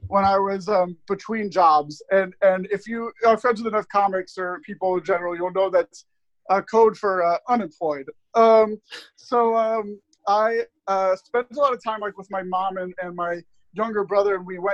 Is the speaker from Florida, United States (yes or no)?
no; near Playland, New York, United States; I grew up near Playland, which is the theme park where Big was filmed